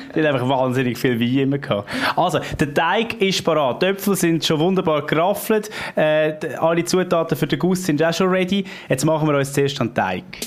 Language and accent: German; Switzerland; bei uns in der Schweiz